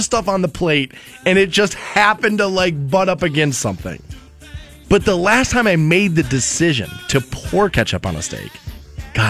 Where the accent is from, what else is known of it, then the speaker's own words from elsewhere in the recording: Twinsburg, Ohio, United States; I grew up in Twinsburg